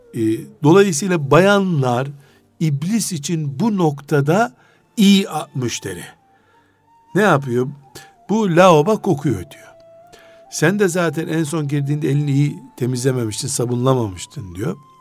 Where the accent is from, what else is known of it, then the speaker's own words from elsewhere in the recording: Black Sea Region, Turkey; biz Karadenizliyiz